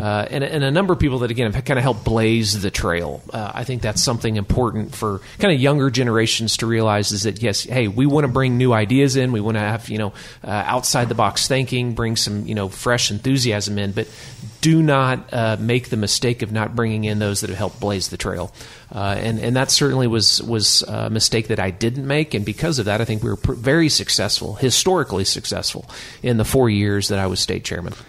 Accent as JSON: {"language": "English", "town": "Tulsa", "region": "Oklahoma", "country": "United States", "tie": "born or raised there", "said": "I grew up in Tulsa"}